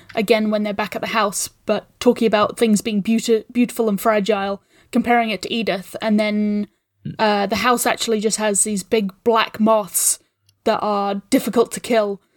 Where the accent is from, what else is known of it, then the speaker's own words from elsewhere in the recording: New Zealand; I'm a New Zealander